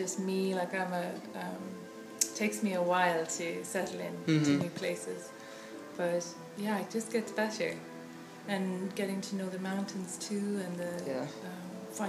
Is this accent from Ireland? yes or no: yes; Ireland; moved away as an adult; now in Asheville, United States; I'm from Ireland, but I live here in Asheville